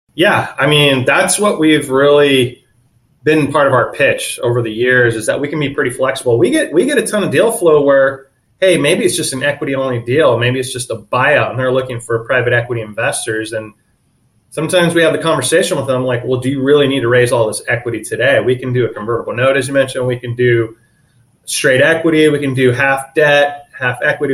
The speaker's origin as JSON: {"language": "English", "town": "San Diego", "region": "California", "country": "United States", "tie": "born or raised there", "also_born_or_lived": "Orange County", "said": "one of the few that was born and raised in San Diego."}